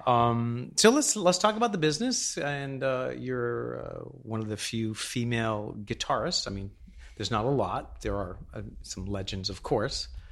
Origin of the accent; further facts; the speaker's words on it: Boston, Massachusetts, United States; I grew up in Boston